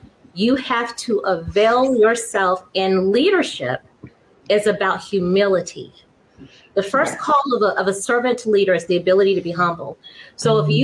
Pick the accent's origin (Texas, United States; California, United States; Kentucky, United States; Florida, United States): Florida, United States; moved away as an adult; also born or lived in the Northeast; now in Washington, United States; I moved here in 2016. I'm from Florida.